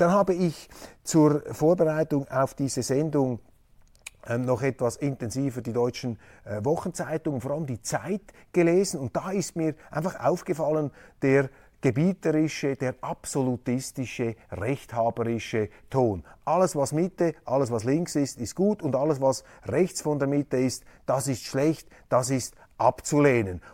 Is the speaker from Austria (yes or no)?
no; Switzerland; als Schweizer